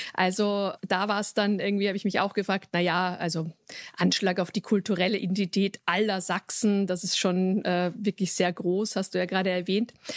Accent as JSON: {"language": "German", "region": "Vienna", "country": "Austria", "said": "ich selbst bin Wienerin"}